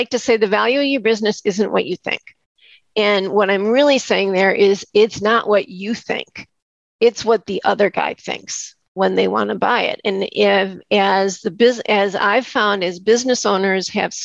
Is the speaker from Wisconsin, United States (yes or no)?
yes; Wisconsin, United States; I'm from Wisconsin